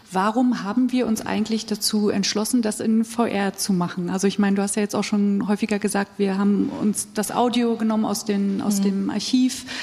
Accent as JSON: {"language": "German", "region": "East Germany", "country": "Germany", "said": "ich habe das äh, in meiner Familie gezeigt ähm, und ich komme aus dem Osten"}